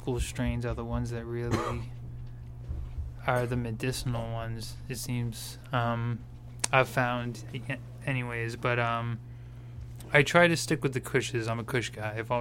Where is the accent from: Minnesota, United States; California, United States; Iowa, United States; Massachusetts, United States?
Massachusetts, United States; Danvers; now in Peabody, United States; We went to high school together in Danvers, but I stay in Peabody